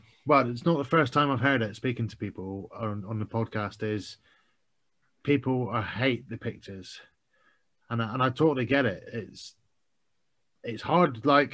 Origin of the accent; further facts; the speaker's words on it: Scotland, United Kingdom; now in Bristol, United Kingdom; I'm from Scotland, live in Bristol, and I've never lived in Birmingham